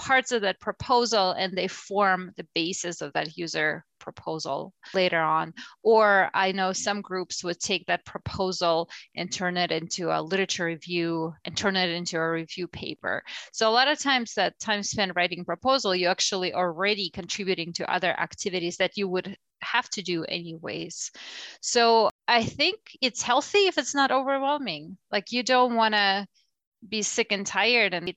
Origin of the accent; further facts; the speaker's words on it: Russia; moved away as an adult; now in United States; I'm from Russia originally, so my academic career started there